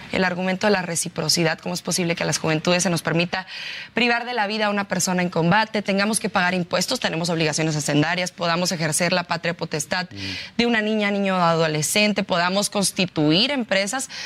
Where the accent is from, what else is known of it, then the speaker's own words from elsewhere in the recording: Ciudad Juárez, Chihuahua, Mexico; yo soy de Ciudad Juárez